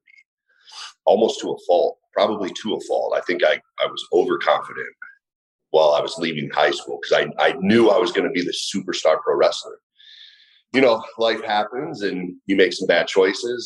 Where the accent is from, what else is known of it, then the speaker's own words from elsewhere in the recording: Middlefield, Ohio, United States; also born or lived in Willoughby, Ohio; born and raised about 40 minutes east of Cleveland in a little town called Middlefield